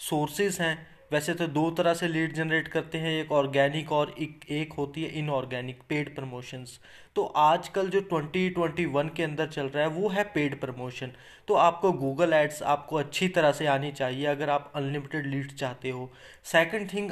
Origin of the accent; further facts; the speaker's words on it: Chandigarh, India; मान के चलो मैं जैसे चंडीगढ़ से बिलोंग करता हूँ अगर आपको चंडीगढ़ में कोई फ्लैट बेचना है